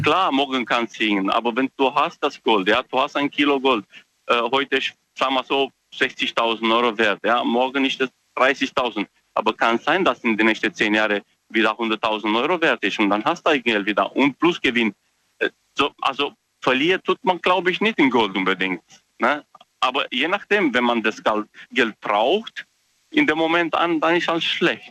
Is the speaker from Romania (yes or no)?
yes; Romania; moved away; Ich komme ursprünglich aus Rumänien